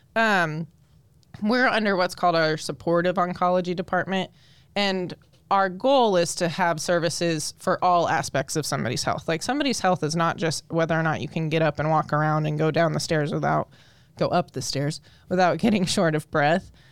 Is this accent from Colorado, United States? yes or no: yes; Colorado, United States; moved away as an adult; now in Indiana, United States; I'm actually born and raised in Colorado when I moved out to Indiana about, oh, I think it's about five years ago now